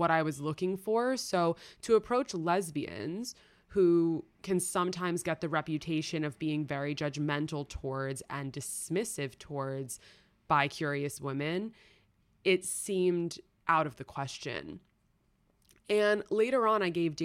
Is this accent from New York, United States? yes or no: yes; New York City, New York, United States; I grew up in New York City